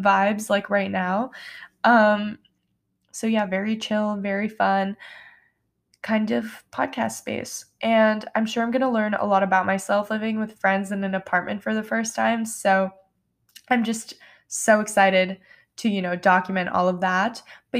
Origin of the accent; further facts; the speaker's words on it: New York, United States; Yes, I'm from New York, and no, I don't have a New York accent.